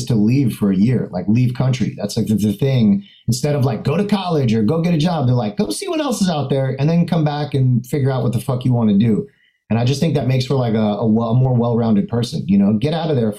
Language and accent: English; Fort Lauderdale, Florida, United States; also born or lived in Orlando, Florida / Montreal, Canada / Berlin, Germany; born and raised in South Florida.